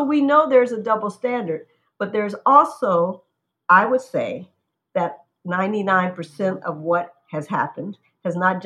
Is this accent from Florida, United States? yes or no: no; Chicago, Illinois, United States; I'm from Chicago